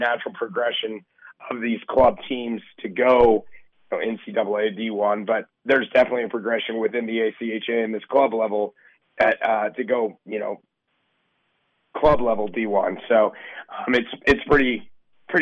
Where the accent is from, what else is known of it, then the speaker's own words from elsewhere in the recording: Kansas City, United States; I grew up in Kansas City playing hockey